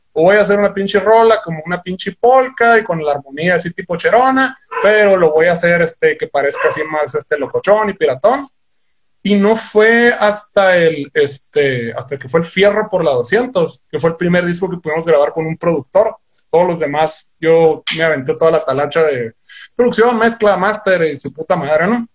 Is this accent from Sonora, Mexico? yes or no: yes; Ciudad Obregón, Sonora, Mexico; nosotros somos aquí de Ciudad Obregón, Sonora, pero sí somos sonorenses